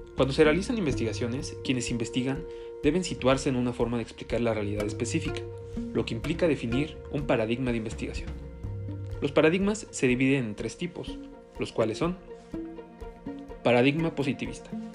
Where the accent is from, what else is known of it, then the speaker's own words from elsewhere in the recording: State of Mexico, Mexico; soy del Estado de México